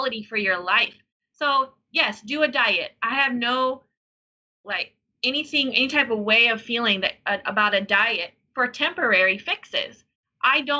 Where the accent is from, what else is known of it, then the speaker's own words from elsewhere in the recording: Denver, Colorado, United States; I was born in Denver, Colorado